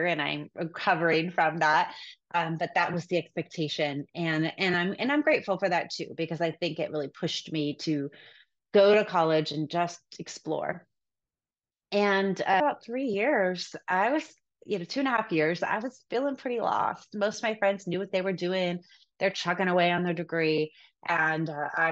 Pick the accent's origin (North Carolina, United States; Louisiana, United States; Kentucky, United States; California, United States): California, United States; Sacramento; The first hospital I worked at was the hospital I was born at in Sacramento